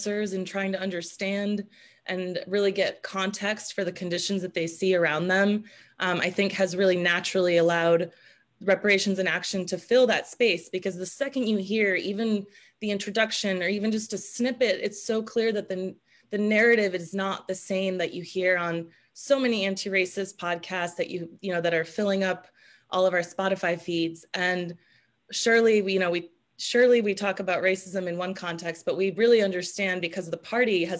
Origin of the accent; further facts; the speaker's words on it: Seattle, Washington, United States; also born or lived in Romania; I grew up in the Seattle area after immigrating here from Romania at 5.